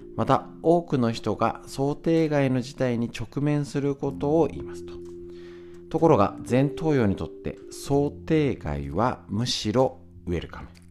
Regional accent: Honjō, Saitama, Japan; 私はここに生まれ育った

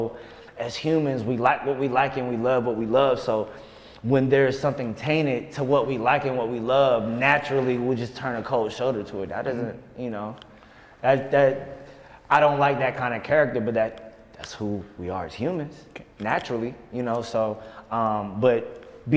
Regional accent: Virginia, United States; we're both from Virginia

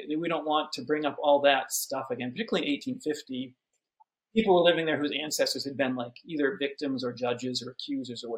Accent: Haverhill, Massachusetts, United States; I grew up in Haverhill, Massachusetts.

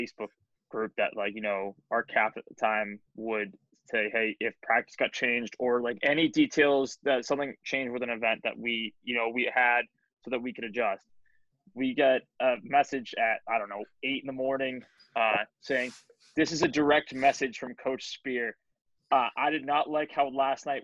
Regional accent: Framingham, Massachusetts, United States; I was from Framingham

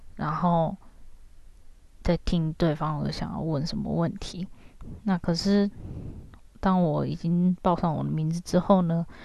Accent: Taiwan; moved away as an adult; now in Japan; 跟我同样是台湾人的一个姐姐

